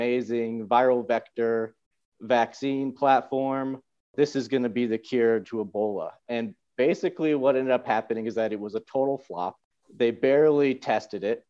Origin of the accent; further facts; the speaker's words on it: United States; moved away as an adult; also born or lived in Bashkortostan, Russia; now in Moscow, Russia; as an American